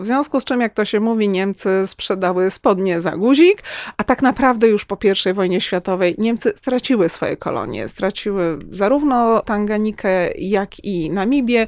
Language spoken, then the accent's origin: Polish; Kraków, Lesser Poland, Poland; u nas w Krakowie